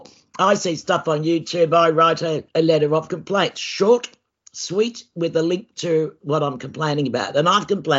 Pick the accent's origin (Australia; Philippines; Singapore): Australia; I'm just an Australian